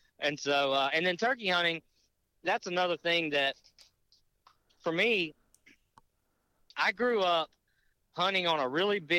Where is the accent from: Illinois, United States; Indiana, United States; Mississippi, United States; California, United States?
Mississippi, United States; Natchez; moved away as an adult; now in Louisiana, United States; I was born and raised in Natchez, Mississippi